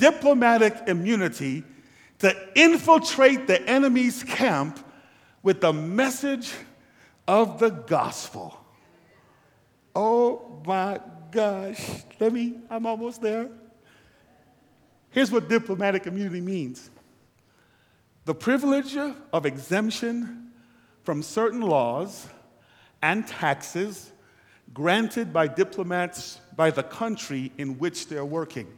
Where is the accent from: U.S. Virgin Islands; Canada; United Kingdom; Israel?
U.S. Virgin Islands; also born or lived in Guyana / St. Lucia / St. Croix; now in United States; I was born in Guyana, South America, raised in the Virgin Islands, and came here.